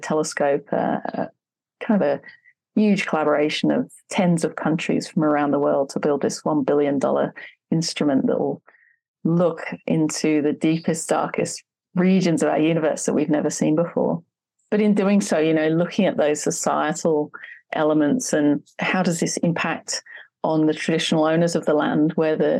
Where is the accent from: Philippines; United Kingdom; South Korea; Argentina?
United Kingdom; Wethersfield, East of England; now in Hobart, Australia; I grew up in kind of a rural area in the UK, a small village called Wethersfield, just north of London